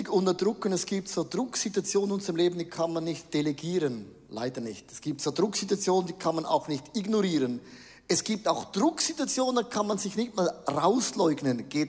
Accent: Switzerland; Nein, wir sind ja Schweizer, wir sind grundsätzlich mal neutral.

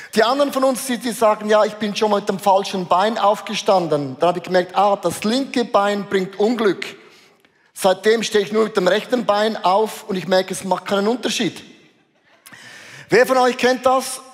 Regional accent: Switzerland

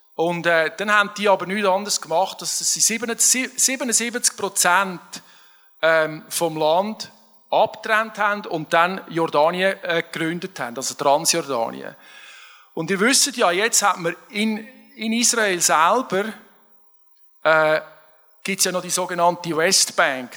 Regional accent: Switzerland; als Schweizer

